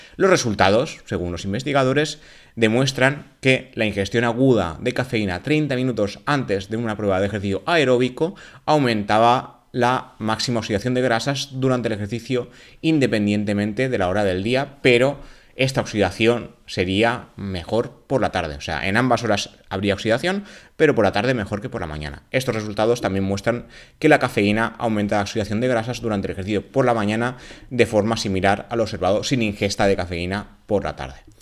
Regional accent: Spain; en España somos más de tomar café que de té

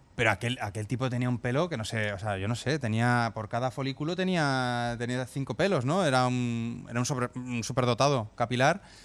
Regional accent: Zaragoza, Aragon, Spain; moved away as an adult; now in Catalonia, Spain; los dos nacimos en Zaragoza en los años 80

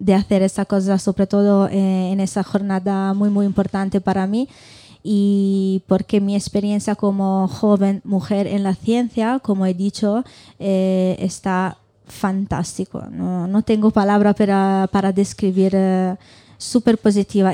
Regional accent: Italy; Spanish is a second language; moved away as an adult; now in Burgos, Spain; vengo de Italia, he estudiado en Italia, y ahora estoy haciendo el doctorado aquí en España

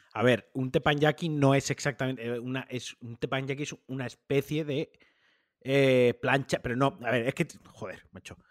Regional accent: Valencian Community, Spain; Yo, siendo valenciano

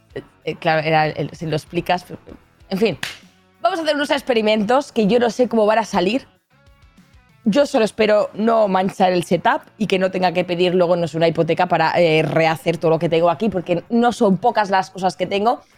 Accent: Catalonia, Spain; Que soy catalana

